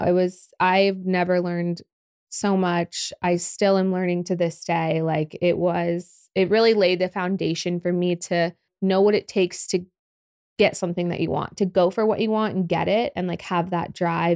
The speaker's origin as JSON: {"language": "English", "town": "Oklahoma City", "region": "Oklahoma", "country": "United States", "tie": "born or raised there", "also_born_or_lived": "Los Angeles / Dallas", "said": "I love Oklahoma City, born and raised"}